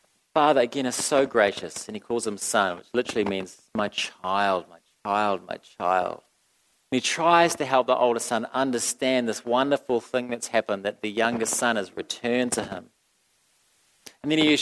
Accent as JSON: {"language": "English", "country": "New Zealand", "said": "I'm from New Zealand"}